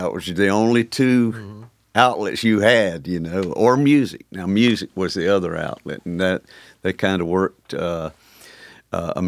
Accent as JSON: {"language": "English", "region": "the South", "country": "United States", "tie": "born or raised there", "said": "growing up in the South here"}